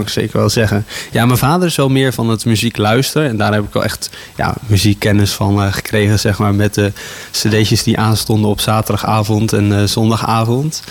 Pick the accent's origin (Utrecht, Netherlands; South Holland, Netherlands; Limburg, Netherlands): Utrecht, Netherlands; Houten; also born or lived in Gouda; Ik ben in Gouda geboren. Ik heb daar de eerste vijf jaar van mijn leven gewoond. En eh, daarna ben ik naar Houten verhuisd. En eh, sindsdien woon ik hier met veel plezier in Houten